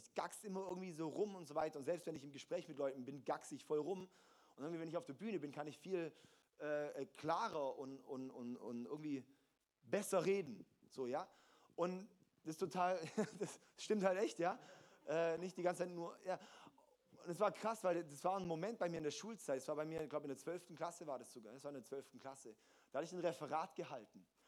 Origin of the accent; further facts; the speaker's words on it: Germany; als deutsche Christen, als Deutsche sowieso